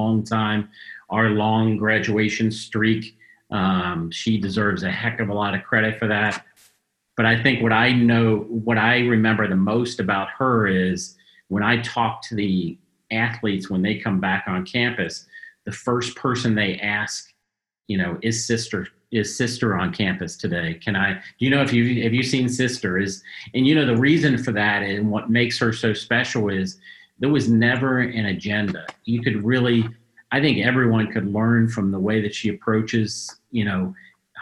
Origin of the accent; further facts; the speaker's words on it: Cincinnati, Ohio, United States; in my hometown and my family is here